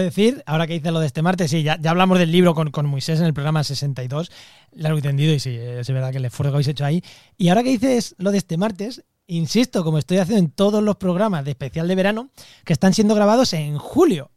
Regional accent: Castilla-La Mancha, Spain; now in Cádiz, Spain; mi pueblo, a, mi llanura manchega

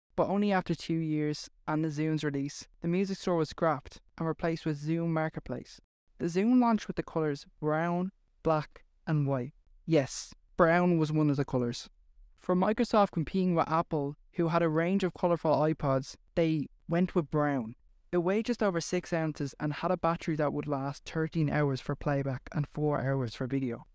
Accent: Ireland; accent: Irish; Well, I am Irish

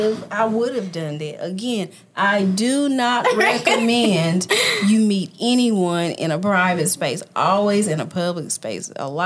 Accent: North Carolina, United States; moved away; I'm from North Carolina.

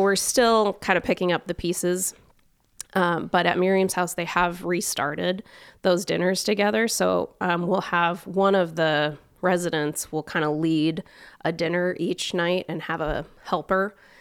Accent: Omak, Washington, United States; now in Spokane, United States; I'm from Eastern Washington, but I'm not originally from Spokane

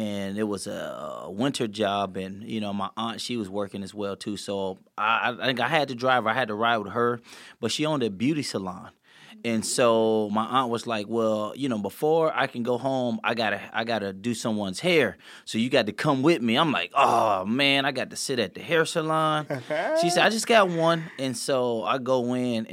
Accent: St. Louis, Missouri, United States; we grew up in St. Louis, and we grew up in the city of it. And so it was, like, it was tough growing up there

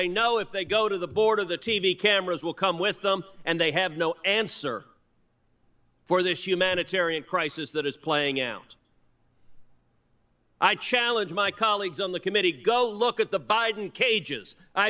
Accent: Texas, United States; My home state of Texas is bearing the brunt of this crisis.

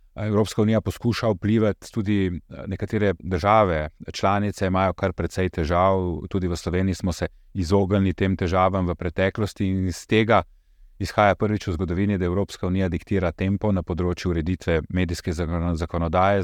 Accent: Slovenia; Jaz sem, prihajam iz Slovenije, z omenjenega naroda

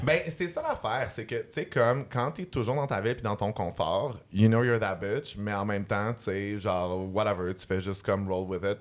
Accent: Montreal, Quebec, Canada; j'ai grandi dans Villeray avec euh, mes mères lesbiennes

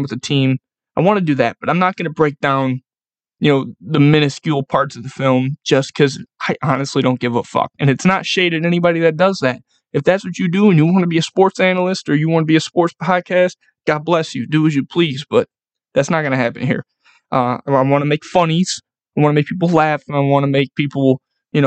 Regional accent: Buffalo, New York, United States; I'm from Buffalo

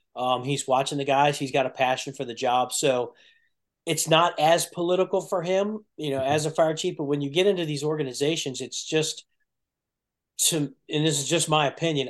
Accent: Burtonsville, Maryland, United States; also born or lived in Prince George's County, Maryland; we moved from Prince George's County to Montgomery County when I was a kid, we we moved to Burtonsville, which is in the technically the first battalion. There's no such thing as battalions back then, but that's technically the first battalion. So I grew up in that area

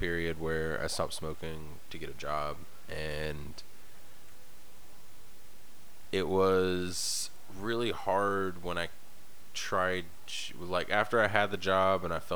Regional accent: the South, United States; now in Nebraska, United States; I was born and raised in the South

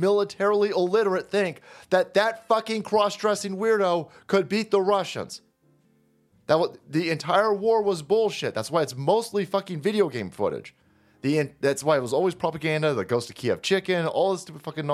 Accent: United States; as an American tax chattel

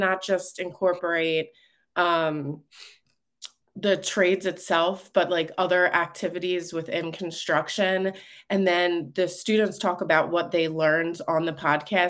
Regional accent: Philadelphia, Pennsylvania, United States; I grew up in Northeast Philadelphia. I actually grew up in a neighborhood called Mayfair.

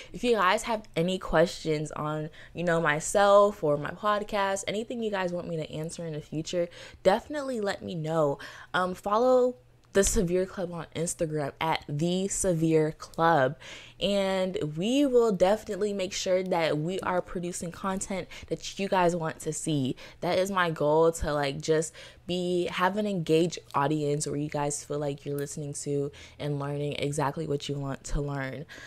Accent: Florida, United States; Born and raised in Florida

